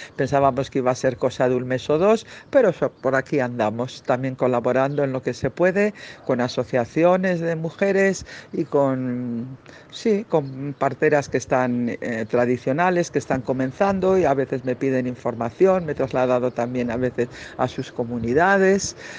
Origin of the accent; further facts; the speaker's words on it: Bilbao, Basque Country, Spain; moved away; also born or lived in Barcelona / Catalonia; de Bilbao, de donde soy